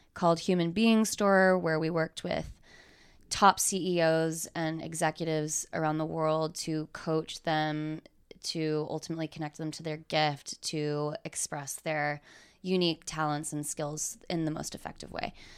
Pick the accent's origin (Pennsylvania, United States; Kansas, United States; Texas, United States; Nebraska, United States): Texas, United States; moved away as an adult; also born or lived in Lubbock / New York / Los Angeles; now in Dallas, United States; growing up in Texas